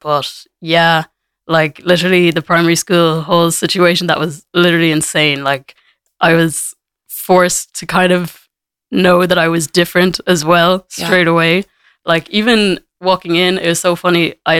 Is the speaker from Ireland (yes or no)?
yes; Dublin, Leinster, Ireland; also born or lived in United States / Kinsale, West Cork; was adopted and my dad is from Jamaica. So it's quite the mix. Yeah. So I grew up here in Ireland pretty much all my life. Grew up in Dublin for like 9 years and then moved down to West Cork.